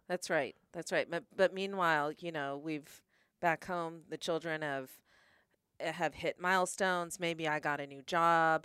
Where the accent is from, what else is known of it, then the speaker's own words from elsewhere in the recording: Stafford, Virginia, United States; also born or lived in New Mexico; I grew up in Stafford